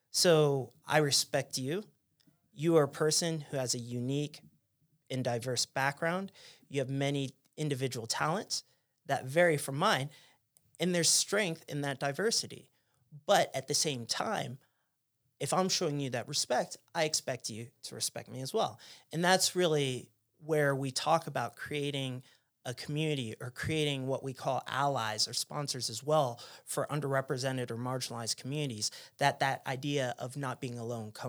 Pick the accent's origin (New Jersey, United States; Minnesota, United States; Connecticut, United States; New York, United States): New Jersey, United States; born there; also born or lived in Pennsylvania; So, you know, I was born in New Jersey, then lived in Pennsylvania where it was Amish country.